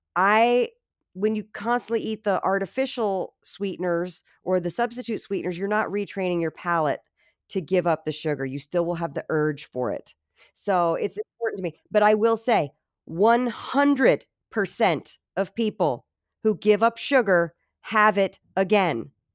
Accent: Virginia, United States; I'm Southern, so, you know, I'm from Virginia

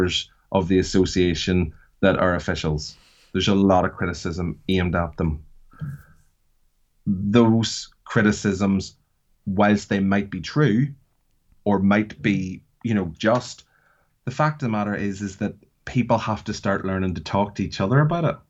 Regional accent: Northern Ireland, United Kingdom; I come from Northern Ireland

